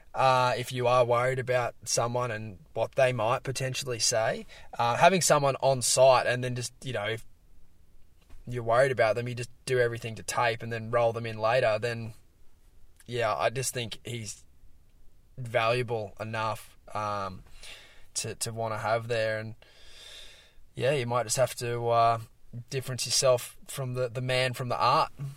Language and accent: English; Australia; here in Australia, uh, you know, plenty of Brazilians around my hometown